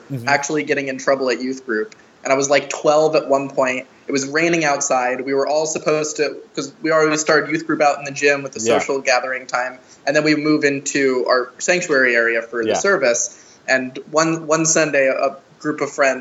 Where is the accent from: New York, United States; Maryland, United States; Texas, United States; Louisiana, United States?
Maryland, United States; Baltimore; moved away as an adult; also born or lived in Pikesville, Maryland; now in Philadelphia, United States; I grew up in Baltimore, Maryland